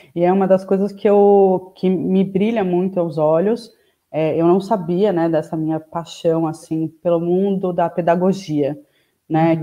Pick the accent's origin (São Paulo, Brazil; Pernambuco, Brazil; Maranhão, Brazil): São Paulo, Brazil; also born or lived in Piracaia; sou de São Paulo, capital